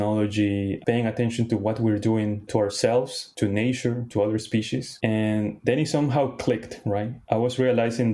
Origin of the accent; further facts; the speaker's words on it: Lima, Peru; also born or lived in Tokyo, Japan / Brooklyn, New York; now in New York, United States; I grew up in Lima, Peru, also the largest city in Peru